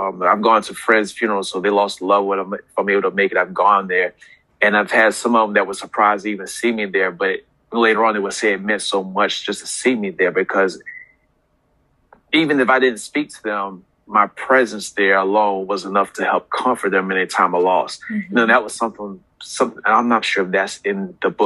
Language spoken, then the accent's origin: English; South Carolina, United States; also born or lived in New York; now in Hampton Roads, United States; I'm originally from New York, was raised in South Carolina, but I consider Hampton Roads home because I've been here for over 20 years.